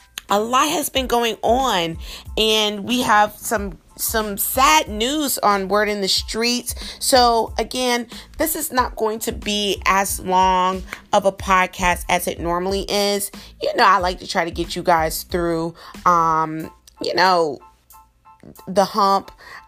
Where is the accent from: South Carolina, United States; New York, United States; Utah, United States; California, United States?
South Carolina, United States; I'm from South Carolina. I know a lot of people ask me, are you sure about that? Because every time I tell somebody I'm from South Carolina, they're like, you don't sound like a South Carolinian.